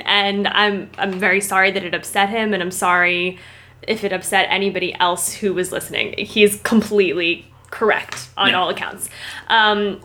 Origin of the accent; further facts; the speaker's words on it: Long Island, New York, United States; I'm from Long Island, born and raised